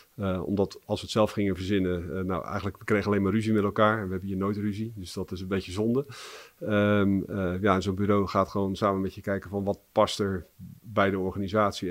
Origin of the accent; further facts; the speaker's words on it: Barendrecht, South Holland, Netherlands; also born or lived in Rotterdam; geboren in Rotterdam en opgegroeid in Barendrecht